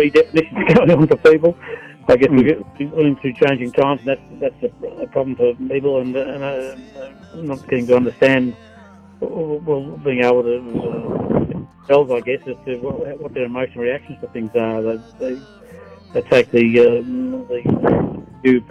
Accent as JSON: {"language": "English", "town": "Burnie", "region": "Tasmania", "country": "Australia", "said": "I'm from Burnie, Tasmania too."}